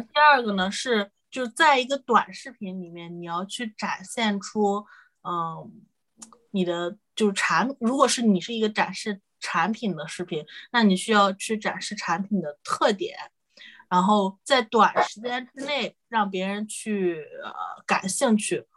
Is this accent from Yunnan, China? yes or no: no; Shandong, China; also born or lived in Northeast China / United Kingdom; now in Hangzhou, China; 我是山东人，然后老家是东北的，但是我现在在杭州，所以就是从北到南的一个转化